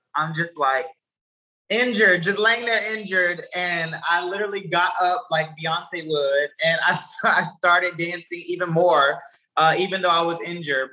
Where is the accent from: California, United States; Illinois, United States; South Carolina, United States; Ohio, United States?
South Carolina, United States; Columbia; also born or lived in Orangeburg, South Carolina; now in New York, United States; I'm originally from Columbia, South Carolina